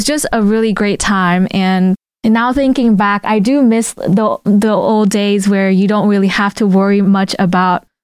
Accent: Vietnam; moved away; I grew up in Vietnam, like, you know, outside of elementary

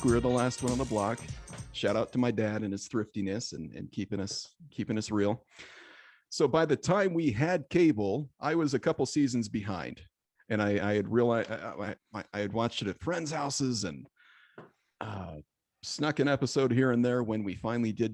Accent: Michigan, United States; growing up in Michigan

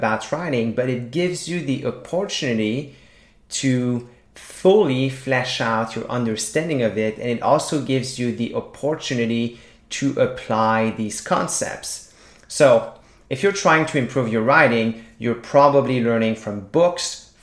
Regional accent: a small town in Quebec, Canada; first language French; English is a second language; I grew up in a small town in Quebec speaking French. So my first language is French

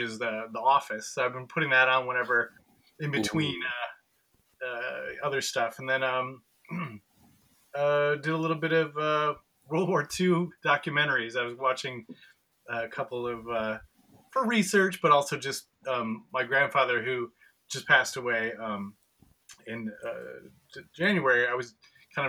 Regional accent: Wausau, Wisconsin, United States; moved away as an adult; also born or lived in Eau Claire, Wisconsin; now in Chicago, United States; It's very close to Wausau, so Wausau's nice. A little town where I grew up

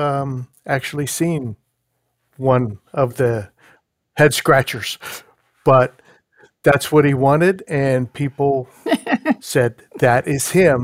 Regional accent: Pittsburgh, Pennsylvania, United States; moved away; I'm from Pittsburgh originally

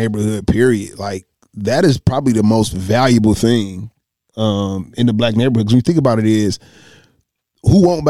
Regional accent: Detroit, Michigan, United States; also born or lived in Highland Park, Michigan; I'm from Highland Park, but I grew up on Joy Road

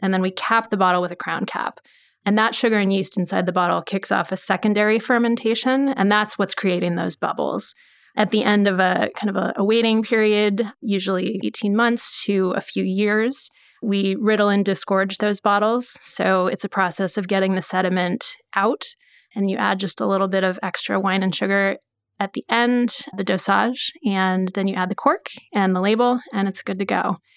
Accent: Beaverton, Oregon, United States; also born or lived in California; I grew up in Beaverton, about forty-five minutes from here

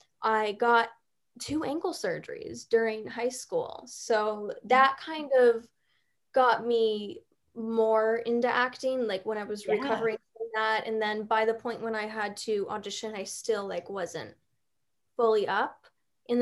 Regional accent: Chicago, Illinois, United States; moved away as an adult; now in Los Angeles, United States

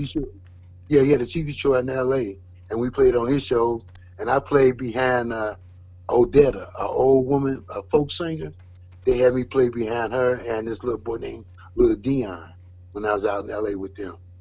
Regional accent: Cincinnati, Ohio, United States; I was born and raised in Cincinnati.

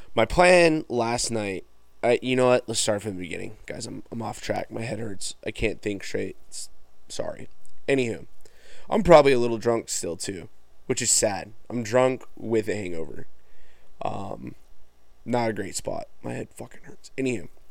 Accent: Farmington, United States; I'm from Farmington

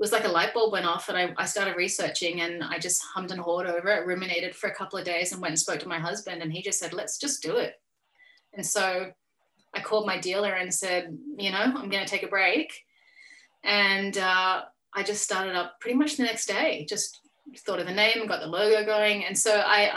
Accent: Australia; I'm an Australian artist.

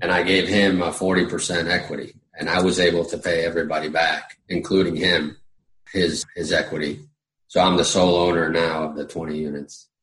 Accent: Puerto Rico; also born or lived in Florida / Virginia; now in Summerville, South Carolina, United States; I'm originally from Puerto Rico

